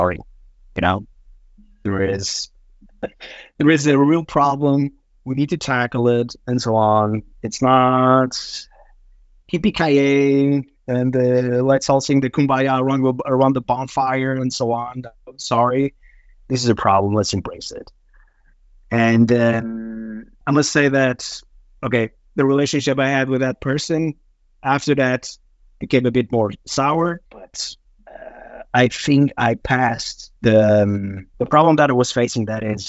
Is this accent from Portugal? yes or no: yes; Portugal; English is a second language; And that's where I came from Portugal.